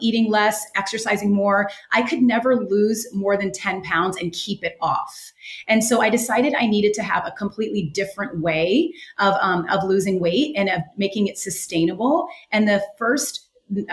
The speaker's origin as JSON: {"language": "English", "region": "West Coast", "country": "United States", "tie": "born or raised there", "also_born_or_lived": "New York City", "moved": "as an adult", "said": "I grew up on the West Coast"}